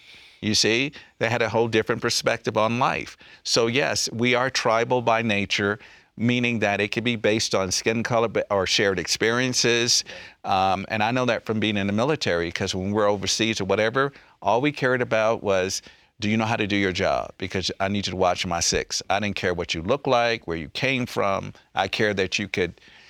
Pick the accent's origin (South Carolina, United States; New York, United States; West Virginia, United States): South Carolina, United States; Like, for instance, I'm from South Carolina, okay? Two historically black colleges in my hometown.